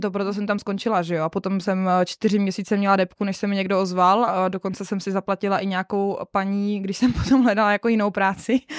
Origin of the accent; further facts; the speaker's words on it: Moravská Třebová area, Pardubice Region, Czechia; moved away; also born or lived in Trnávka; A já jsem z Moravsko-Třebovská, my tam jsme takový jako nespecifikovaný kraj, nebo kraj, je to prostě pardubický kraj